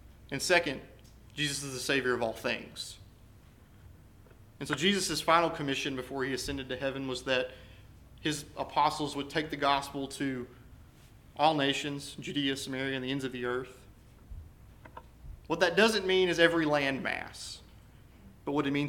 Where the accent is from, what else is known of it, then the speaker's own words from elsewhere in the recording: United States; we as American Christians